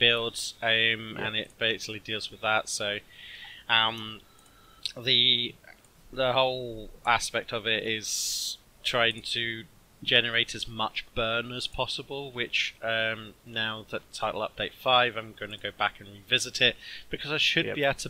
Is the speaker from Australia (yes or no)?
yes; Australia; I'm Australian.